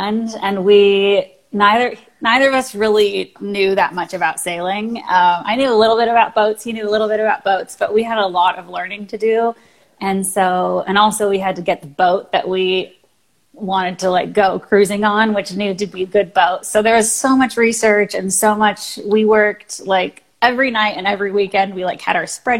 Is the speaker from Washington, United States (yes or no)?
yes; Washington, United States; moved away as an adult; also born or lived in California; I'm originally from Washington State, which is where I am right now.